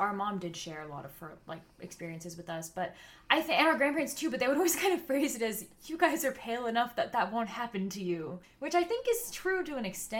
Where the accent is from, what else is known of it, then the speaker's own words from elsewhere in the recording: California, United States; we're from California, so we grew up around of like a lot of white liberals.